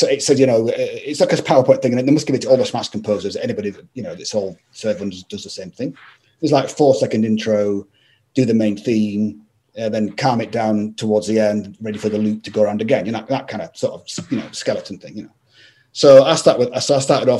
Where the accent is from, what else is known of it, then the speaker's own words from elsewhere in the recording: Scotland, United Kingdom; I'm from Scotland